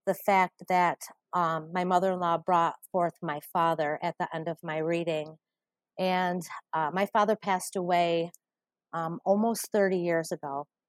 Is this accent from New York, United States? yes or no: yes; Utica, New York, United States; I'm from Utica, New York.